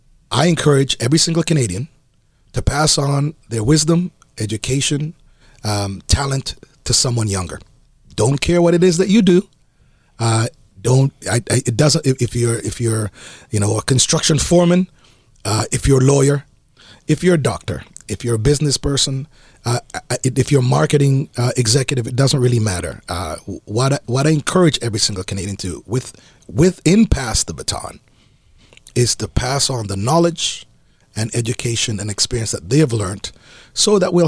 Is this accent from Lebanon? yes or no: no; Jamaica; No, I'm Jamaican, man.